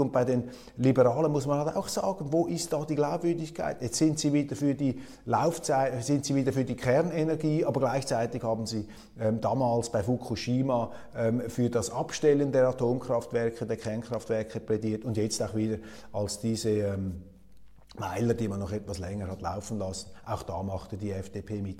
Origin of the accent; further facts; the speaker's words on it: Switzerland; als Schweizer